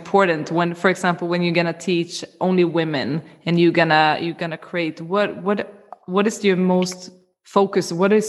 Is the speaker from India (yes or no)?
no; Sweden; moved away; I come from Sweden originally